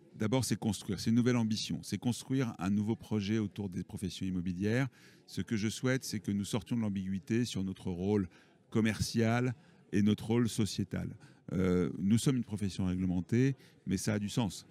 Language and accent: French; Toulouse, Occitania, France; Je suis issu de Toulouse.